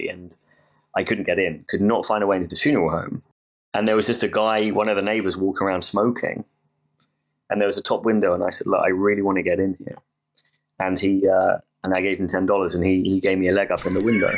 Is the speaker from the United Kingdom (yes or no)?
yes; England, United Kingdom; I'm from England